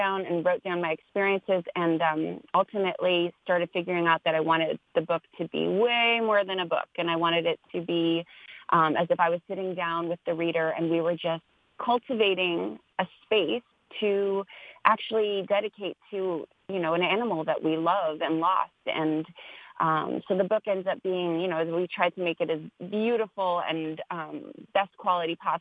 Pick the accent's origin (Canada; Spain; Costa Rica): Canada; now in Los Angeles, United States; I'm a Canadian born, living in Los Angeles now